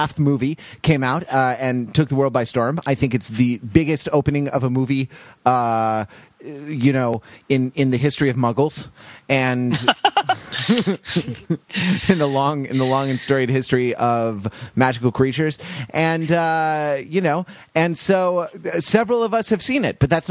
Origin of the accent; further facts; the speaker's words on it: Los Angeles, California, United States; my hometown of Los Angeles